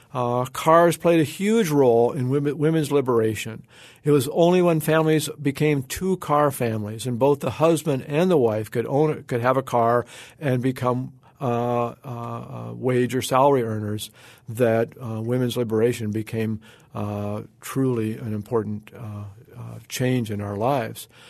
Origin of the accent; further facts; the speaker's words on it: Oregon, United States; My home state of Oregon